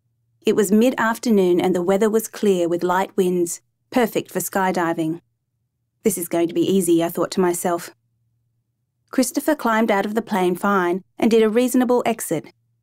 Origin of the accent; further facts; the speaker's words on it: Namibia; also born or lived in Zimbabwe; I was born in Zimbabwe and grew up in Namibia.